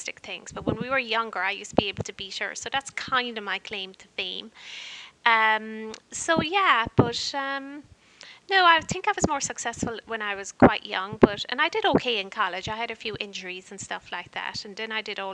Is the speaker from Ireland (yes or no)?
yes; Kanturk, Munster, Ireland; moved away as an adult; also born or lived in Rhode Island, United States; now in United States; I was born in County Cork, Ireland, and I lived for 18 years in a little town called Kenturk. It's in North Cork in Ireland.